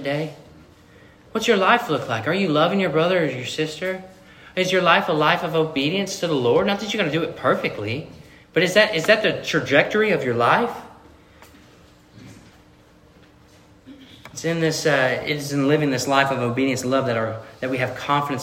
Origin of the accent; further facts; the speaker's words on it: Missouri, United States; I'm from Missouri. I'm from the show me state